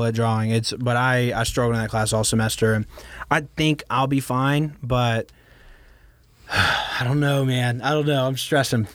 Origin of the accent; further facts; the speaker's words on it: Baton Rouge, Louisiana, United States; also born or lived in San Francisco; I'm from here